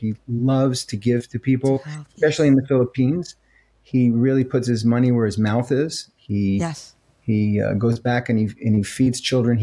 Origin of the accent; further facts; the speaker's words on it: New York, United States; moved away as an adult; also born or lived in Los Angeles, United States; now in Clearwater, United States; I'm from New York and lived there much of my life and then moved to Los Angeles for 28 years.